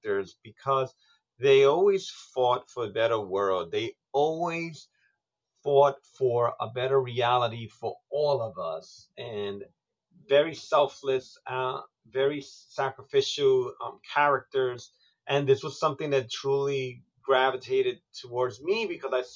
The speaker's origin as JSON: {"language": "English", "town": "New York City", "region": "New York", "country": "United States", "tie": "born or raised there", "said": "As a Puerto Rican growing up in New York City"}